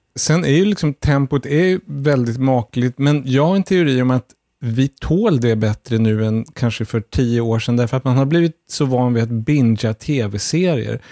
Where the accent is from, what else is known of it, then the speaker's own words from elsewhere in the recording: Sweden; Som svensk